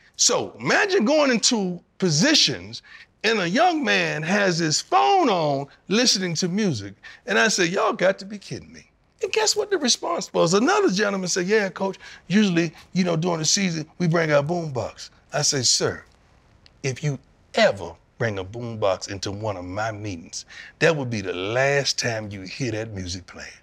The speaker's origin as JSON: {"language": "English", "region": "Florida", "country": "United States", "tie": "born or raised there", "moved": "as an adult", "lives_now": "Colorado, United States", "said": "I grew up in Florida."}